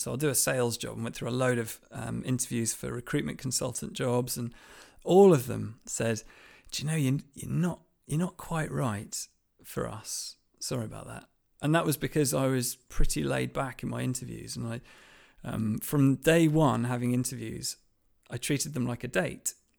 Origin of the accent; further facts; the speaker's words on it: Lancashire, North West England, United Kingdom; I grew up in Lancashire, in a small village in Lancashire